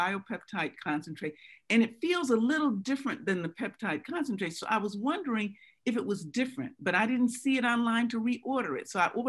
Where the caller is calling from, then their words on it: New Rochelle, New York, United States; I'm calling from New Rochelle.